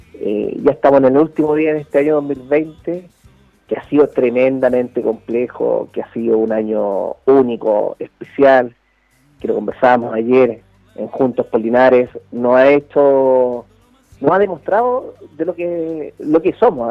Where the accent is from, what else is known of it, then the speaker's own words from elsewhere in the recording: Chile; yo fui alcalde de la ciudad que me dio nacer, donde mis padres crecieron, donde me educaron, donde me formé